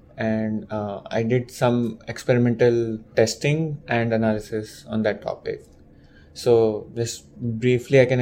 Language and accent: English; India; moved away as an adult; now in United States; I'm from India. I'm born and brought up there.